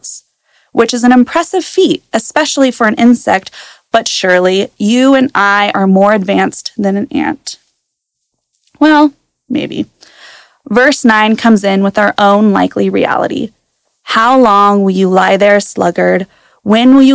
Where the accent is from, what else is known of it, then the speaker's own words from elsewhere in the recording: Prosser, Washington, United States; I was born and raised in Prosser, and as many know, Prosser is a town full of farmers